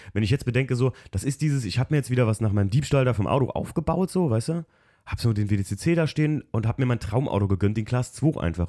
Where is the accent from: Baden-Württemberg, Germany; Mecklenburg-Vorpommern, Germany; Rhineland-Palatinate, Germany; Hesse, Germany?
Rhineland-Palatinate, Germany; Alken; Wir sind an der Mosel groß geworden, in Alken, wo eigentlich regelmäßig Hochwasser sind